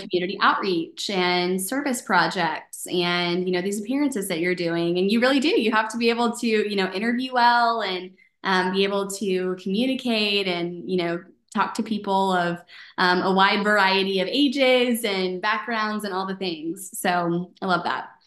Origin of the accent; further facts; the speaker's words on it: United States; I was born in the United States